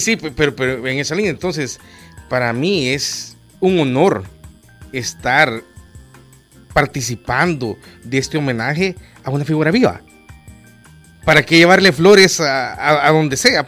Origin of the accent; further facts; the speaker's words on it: El Salvador; como salvadoreño